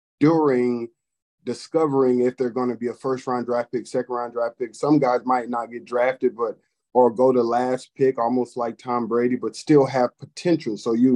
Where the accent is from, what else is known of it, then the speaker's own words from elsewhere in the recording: Nuremberg, Bavaria, Germany; born there; Yeah, well, growing up, I was born in Nuremberg, Germany. My father was a military man and a pastor also